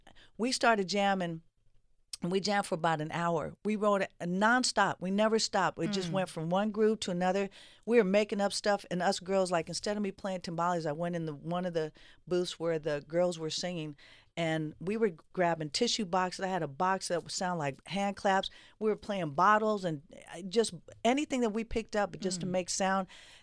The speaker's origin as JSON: {"language": "English", "town": "Oakland", "region": "California", "country": "United States", "tie": "born or raised there", "said": "I was born and raised in the Bay in Oakland, California."}